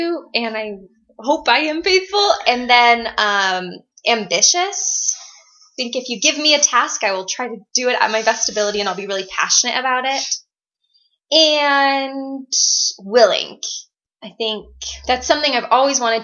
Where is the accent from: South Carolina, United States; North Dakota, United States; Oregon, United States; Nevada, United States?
Nevada, United States; Henderson; moved away; also born or lived in Provo, Utah; I'm from Henderson. That's how I know Caitlin. We went to high school together.